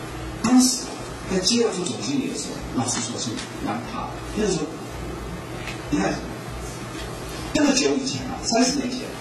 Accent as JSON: {"language": "Chinese", "country": "Taiwan", "said": "我是台湾人，我知道我的市场，我知道我的顾客，我懂得他们的语言。"}